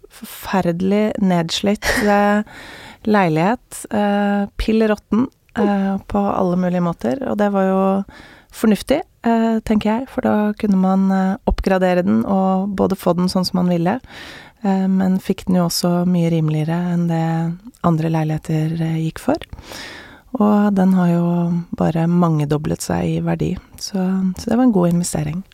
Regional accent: Oslo, Norway; jeg vokste jo opp midt i Majorstukrysset

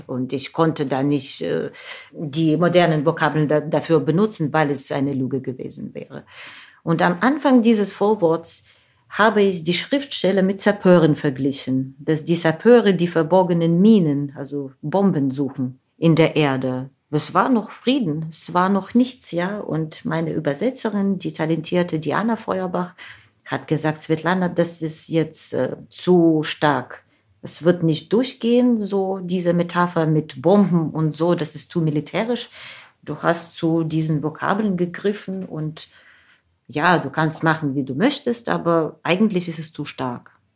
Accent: Ukraine; German is a second language; moved away; dort in meiner Heimat

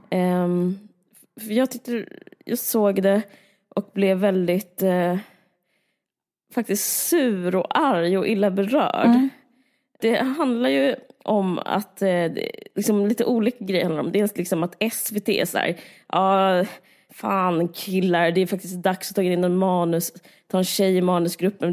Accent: Simrishamn, Skåne, Sweden; du och jag är uppvuxna på Österlen och i Simrishamn

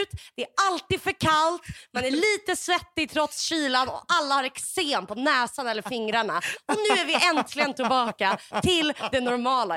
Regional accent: Sweden; som deprimerad svensk

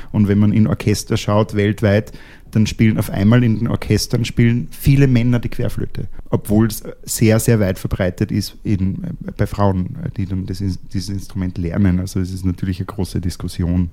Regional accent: Austria; als Österreicher

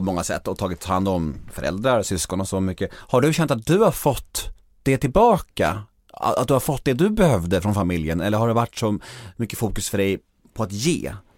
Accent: Värmdö, Stockholm County, Sweden; jag är uppvuxen på Värmdö

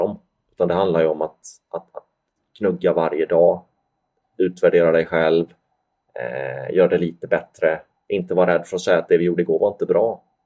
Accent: Sweden; moved away; jag var ju svensk

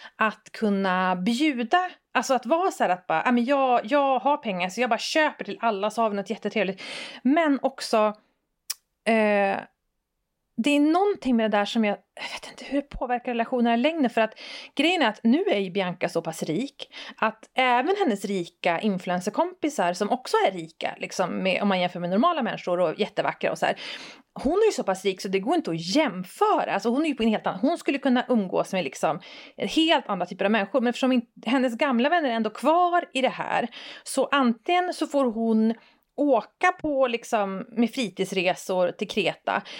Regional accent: Västerbotten County, Sweden; jag är från Västerbotten

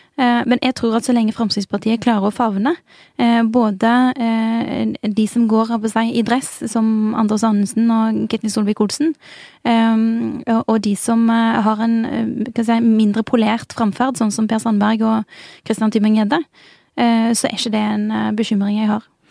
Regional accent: Bjørheimsbygd, Rogaland, Norway; moved away as an adult; now in Oslo, Norway; jeg kommer fra Bjørheimsbygd. Det ligger utenfor Tau, som ligger utenfor Jørpeland, som ligger utenfor Stavanger. Så det er et veldig lite sted på Vestlandet.

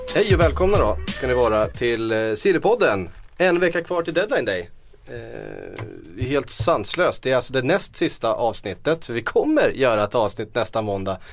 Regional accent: Västervik, Kalmar County, Sweden; som vi säger hemma i Västervik

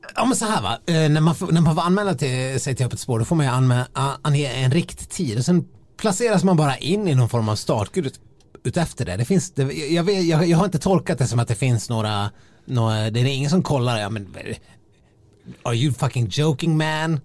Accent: Dalarna County, Sweden; moved away; de tre, fyra gångerna jag har varit hemma i Dalarna under vintern

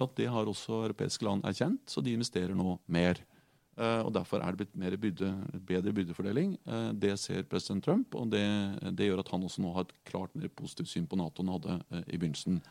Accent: Norway; Jeg er en norsk sosialdemokrat

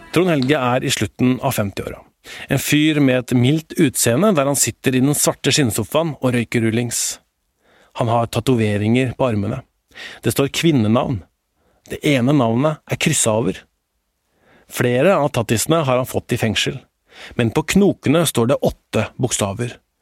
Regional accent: Indre Østfold, Norway; Jeg vokste sjøl opp i Indre Østfold langs E18

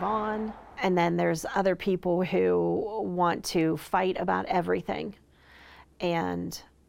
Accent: East Palestine, Ohio, United States; I would say, oh, well, East Palestine

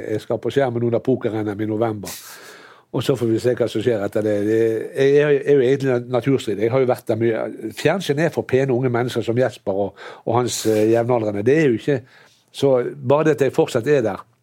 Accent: Norway; jeg har vokst opp i Norge

